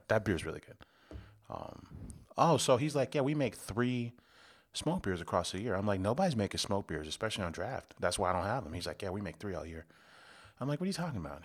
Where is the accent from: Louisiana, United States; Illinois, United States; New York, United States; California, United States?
Illinois, United States; South Suburbs of Chicago; now in Chicago, United States; I'm from the South Burbs, so I was out there, um, near Orland Park.